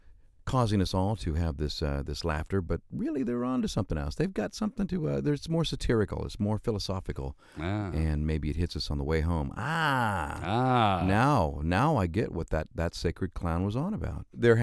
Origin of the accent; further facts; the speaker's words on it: Stockton, California, United States; Stockton, California.